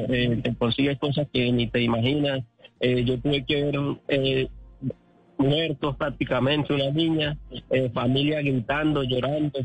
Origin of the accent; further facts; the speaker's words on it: San Antonio del Táchira, Táchira, Venezuela; moved away as an adult; yo soy de San Antonio en Táchira